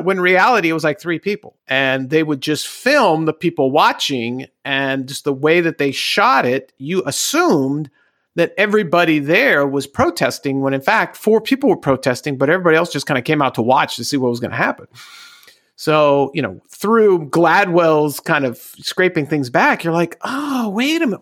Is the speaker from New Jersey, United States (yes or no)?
no; Southern California, United States; born and raised in Southern California.